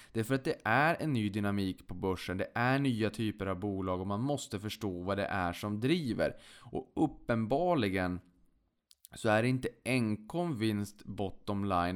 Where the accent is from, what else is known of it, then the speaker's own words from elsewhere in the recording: Boden, Norrbotten County, Sweden; jag kommer från Boden, man hade inte så mycket annat roligt för sig så att man hängde väl på låset där då